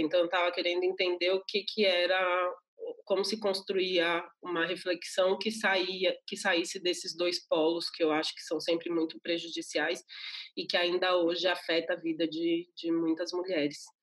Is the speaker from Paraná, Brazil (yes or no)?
no; São Paulo, Brazil; eu nasci no Capão Redondo, que é um bairro da periferia aqui de São Paulo